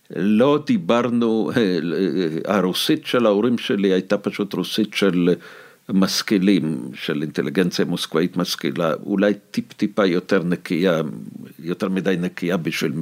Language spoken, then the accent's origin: Hebrew; Moscow, Russia; Hebrew is a second language; now in Israel; האנטישמיות שספגתי בתור ילד במוסקבה